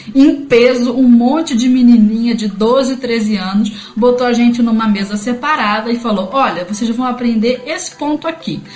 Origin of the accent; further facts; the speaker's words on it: Rio de Janeiro, Brazil; moved away as an adult; now in Santiago, Brazil; Eu sou carioca do Rio de Janeiro e moradora de Realengo